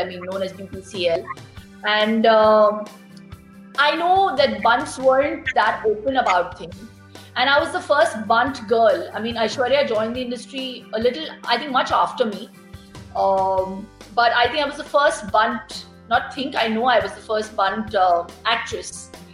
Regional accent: Mumbai, Maharashtra, India; I am a Mangalorean, but I've been born and bred here in uh, Mumbai. Very much a Mumbaiite.

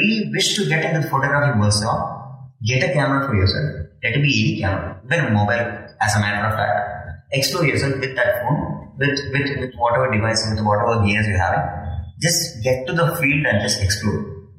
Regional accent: Gurugram, Haryana, India; English is a second language; My hometown is Gurugram and my college is in Coimbatore. It's around 120 kilometers.

